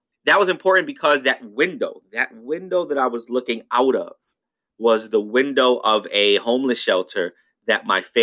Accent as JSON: {"language": "English", "town": "New York City", "region": "New York", "country": "United States", "tie": "born or raised there", "said": "I'm born and raised in New York in the South Bronx"}